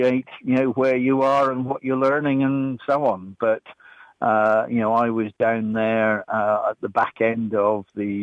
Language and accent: English; Kinross, Scotland, United Kingdom; now in Burcott, England; Born and brought up as a Scot